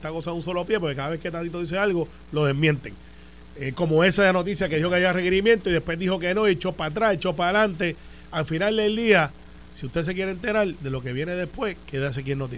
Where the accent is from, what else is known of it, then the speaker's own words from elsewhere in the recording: Guaynabo, Puerto Rico; Yo soy de Guaynabo.